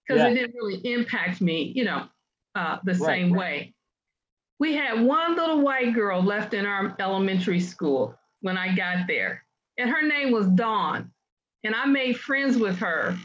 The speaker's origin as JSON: {"language": "English", "town": "Detroit", "region": "Michigan", "country": "United States", "tie": "born or raised there", "also_born_or_lived": "Denver, Colorado", "said": "I was born in Denver. We ended up in Detroit and grew up there"}